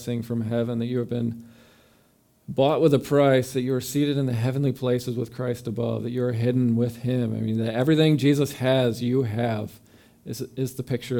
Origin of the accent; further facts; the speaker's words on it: New York, United States; moved away as an adult; also born or lived in Mississippi; We're from New York